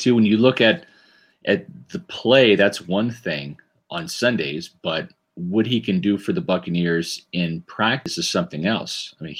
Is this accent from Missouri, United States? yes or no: yes; Kansas City, Missouri, United States; growing up in Kansas City